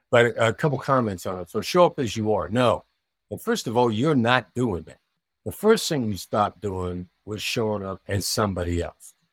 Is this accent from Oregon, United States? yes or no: no; Iowa, United States; moved away; also born or lived in New York City; I grew up in a small town in Iowa